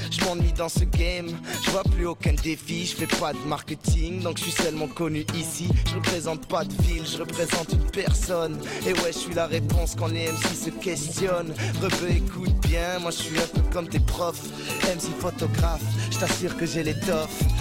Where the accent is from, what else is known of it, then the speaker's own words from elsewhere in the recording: Algeria; also born or lived in Montreal; now in Ottawa, Canada; ouais voilà, ben je... ouais, c'est ça, je suis né en Algérie, je viens d'Algérie, ensuite on est venu ici, et voilà, c'est ça, depuis